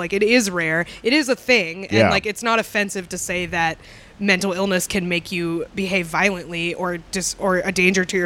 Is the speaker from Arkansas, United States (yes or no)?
no; Concord, New Hampshire, United States; I grew up in Concord, New Hampshire, where the state mental hospital